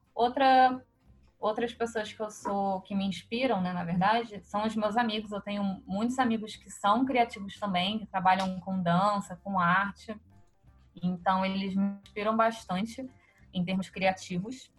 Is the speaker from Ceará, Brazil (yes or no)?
no; Rio de Janeiro, Brazil; eu nasci no Rio de Janeiro, carioca da Gema, de Copacabana, sempre morei em Copacabana minha vida inteira